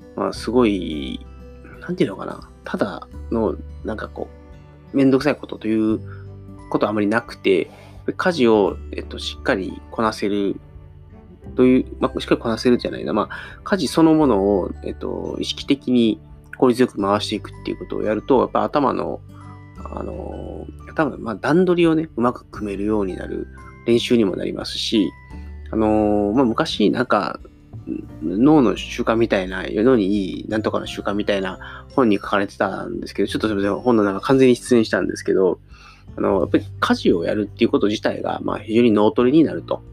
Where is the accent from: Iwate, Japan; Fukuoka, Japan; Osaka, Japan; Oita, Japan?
Osaka, Japan; moved away as an adult; 僕、大阪出身なんで、大阪から東京に出てきて